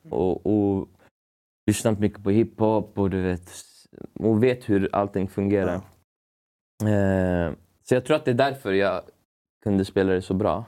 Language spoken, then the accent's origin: Swedish; Uppsala, Uppsala County, Sweden; also born or lived in Stockholm; jag är uppväxt i, i Gränby i Uppsala